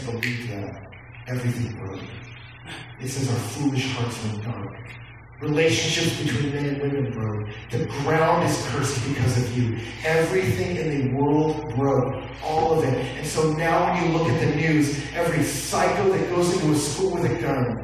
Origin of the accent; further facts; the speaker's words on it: Texas, United States; I grew up in Texas